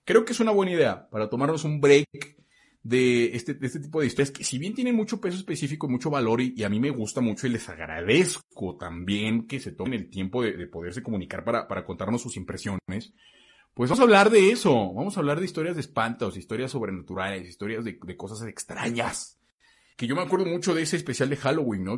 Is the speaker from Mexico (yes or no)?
yes; Mexico; first language Spanish